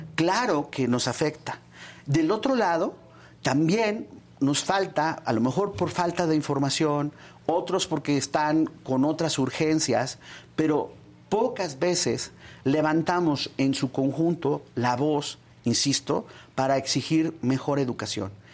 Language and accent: Spanish; State of Mexico, Mexico; yo soy del Estado de México